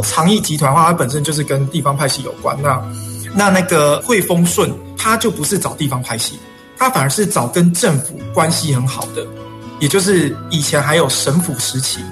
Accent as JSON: {"language": "Chinese", "town": "Changhua", "region": "Changhua County", "country": "Taiwan", "also_born_or_lived": "Taichung", "said": "我是彰化人彰化人彰化市，嗯，然后后来嗯。在台中念书"}